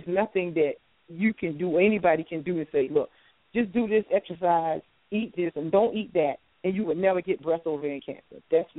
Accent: the South, United States; I'm from the South. I know about every type of country food that you want to dream about, born and raised.

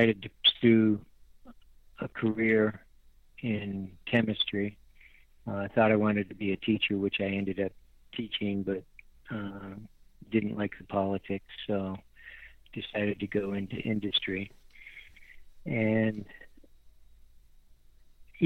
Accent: Western New York, United States; moved away as an adult; also born or lived in Texas / Tennessee; I grew up in Western New York in farm country, baling hay

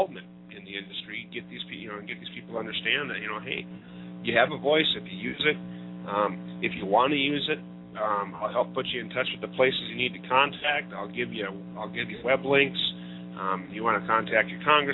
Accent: Minnesota, United States; my home state of Minnesota

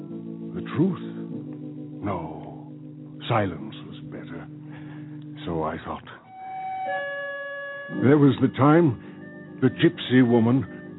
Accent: Armenia

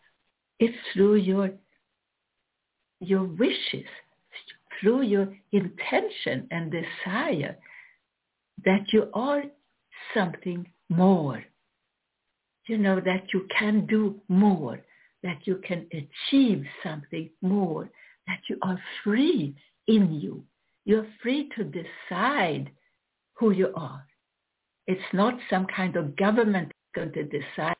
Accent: Florida, United States; also born or lived in Sweden; I am from Florida

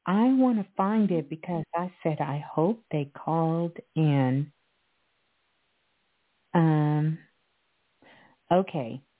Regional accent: Idaho, United States; But yeah, I'm from Idaho.

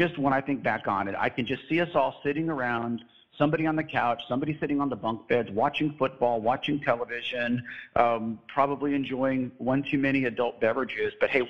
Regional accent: San Antonio, Texas, United States; I was from San Antonio, Texas.

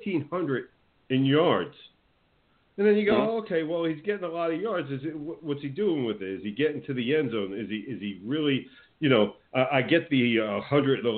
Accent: Teaneck, New Jersey, United States; moved away; where I grew up in good old Teaneck, New Jersey

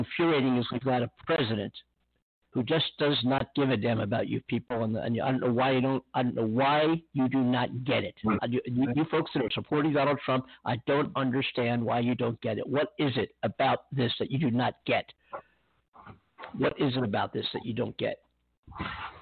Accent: Pennsylvania, United States; now in California, United States; Pennsylvania, my hometown, my home state

